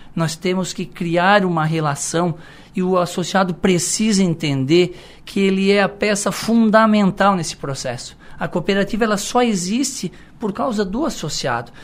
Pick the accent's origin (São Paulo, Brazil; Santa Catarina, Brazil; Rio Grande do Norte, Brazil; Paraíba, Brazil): Santa Catarina, Brazil; Içara; a gente é da cidade, a gente é natural da Isara, a gente vem da roça de família tradicional